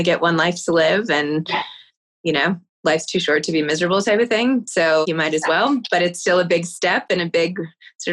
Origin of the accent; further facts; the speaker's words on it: New York City, New York, United States; having grown up in New York City